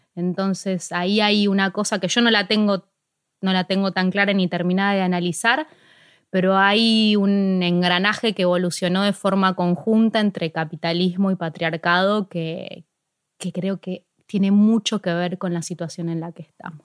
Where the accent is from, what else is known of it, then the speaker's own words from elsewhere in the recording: Ciudad Evita, Buenos Aires Province, Argentina; empecé justo en Ciudad Vita, que es de donde yo soy